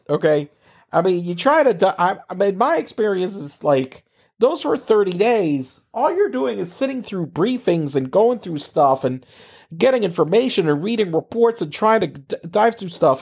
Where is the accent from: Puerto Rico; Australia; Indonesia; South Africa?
Puerto Rico; Corozal; moved away as an adult; also born or lived in San Juan, Puerto Rico; I'm from a very small town, for those of you don't know, know, it's called Corozales in the middle of nowhere, uh, in Puerto Rico.